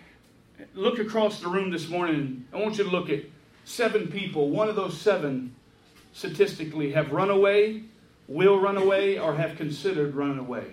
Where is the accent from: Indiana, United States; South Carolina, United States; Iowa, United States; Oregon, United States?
South Carolina, United States; Hilton Head Island; my hometown of Hilton Head.